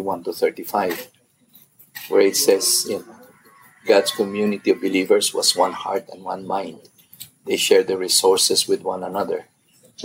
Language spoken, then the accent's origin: English; Philippines; my own definition of being Filipino has expanded